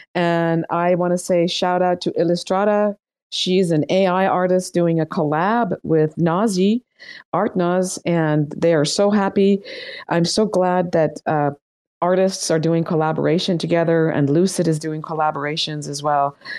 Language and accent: English; Iran; moved away; I am from Iran